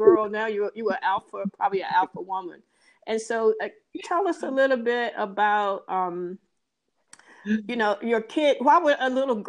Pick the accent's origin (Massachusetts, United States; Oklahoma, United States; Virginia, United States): Virginia, United States; Danville; also born or lived in DC, Maryland, Virginia area; now in DC area, United States; a little girl growing up in Danville